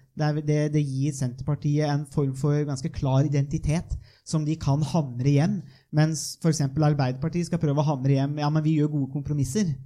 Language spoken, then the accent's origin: Norwegian; northern Viken, Norway; jeg er jo fra Nordre Viken, da, som det nå har blitt, eh, og fra de indre dalstrøka